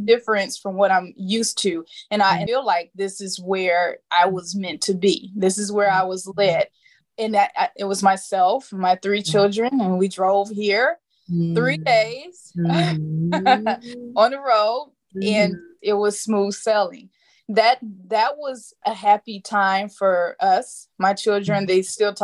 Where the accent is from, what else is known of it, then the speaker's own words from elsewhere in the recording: Indiana, United States; moved away as an adult; now in Arizona, United States; I live in Arizona. I moved out here 2.5 years ago from the Midwest. I'm from Indiana